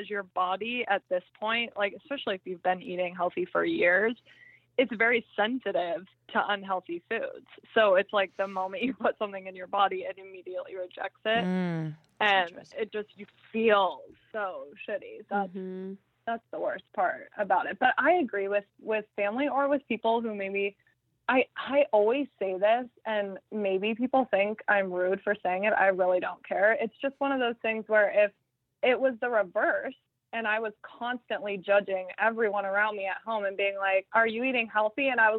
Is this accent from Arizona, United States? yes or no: yes; Phoenix, Arizona, United States; I'm from Phoenix.